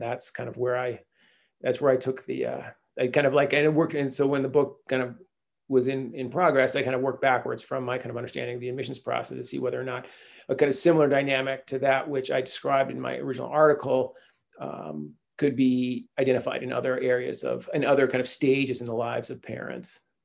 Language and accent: English; Chelsea, Michigan, United States; moved away as an adult; also born or lived in Detroit / Durham, North Carolina / Washington, D.C.; now in California, United States; I grew up in Detroit in a small town outside of Ann Arbor called Chelsea